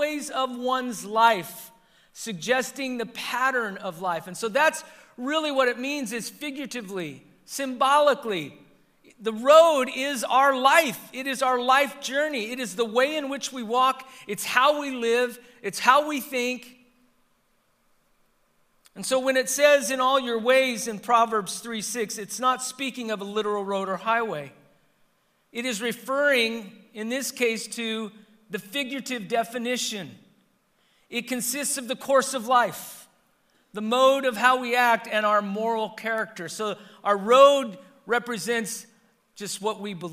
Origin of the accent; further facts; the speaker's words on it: Southern California, United States; I learned when I lived in Northern California, they can tell that I'm from Southern Cal because of how I mentioned the freeways